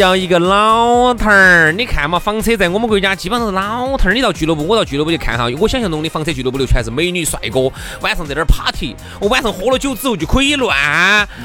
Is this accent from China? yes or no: yes; Chengdu, Sichuan, China; accent: Chengdu dialect; 按我们成都话说就叫苍蝇儿耍马眼儿